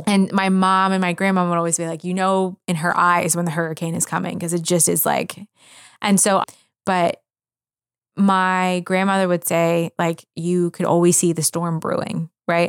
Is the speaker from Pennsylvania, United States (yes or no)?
yes; Philadelphia, Pennsylvania, United States; moved away; I grew up in Philadelphia, w, around so much culture